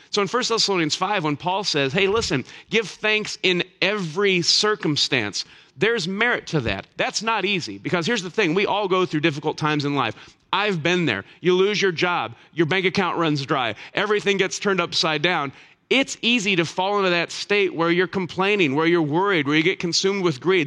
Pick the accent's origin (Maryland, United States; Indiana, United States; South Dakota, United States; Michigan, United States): Indiana, United States; Elkhart; I grew up on the north side of Elkhart.